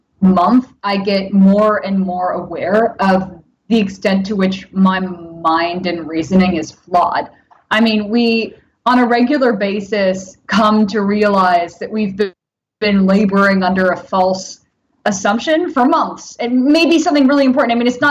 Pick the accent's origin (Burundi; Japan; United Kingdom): Japan; born there; I spent a lot of time traveling in Japan, and I was born in Japan.